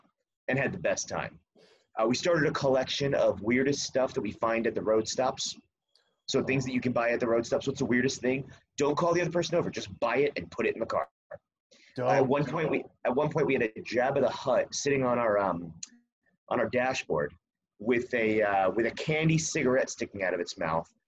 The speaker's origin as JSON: {"language": "English", "region": "New Jersey", "country": "United States", "tie": "born or raised there", "moved": "as an adult", "lives_now": "California, United States", "said": "I grew up in Jersey and I moved to California"}